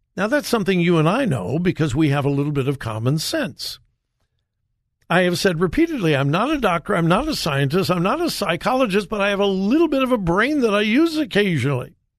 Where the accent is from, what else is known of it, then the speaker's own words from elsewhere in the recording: United States; I was from America